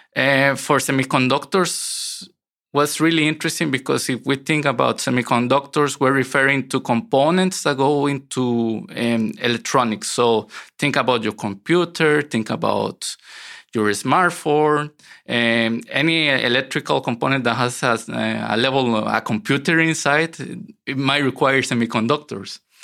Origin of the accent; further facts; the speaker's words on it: San José, Costa Rica; moved away as an adult; now in Netherlands; I grew up in Costa Rica, and um, I wasn't a city boy. I grew up in a rural area, um, very close to the mountains